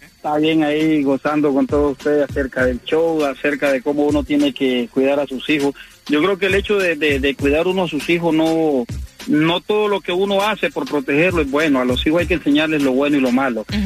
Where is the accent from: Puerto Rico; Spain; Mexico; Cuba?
Cuba; moved away; yo soy cubano yo me crié en calle de tierra, descalzo